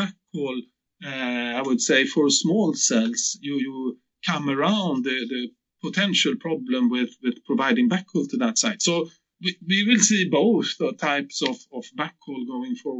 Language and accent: English; Gothenburg, Västra Götaland, Sweden; my hometown Gothenburg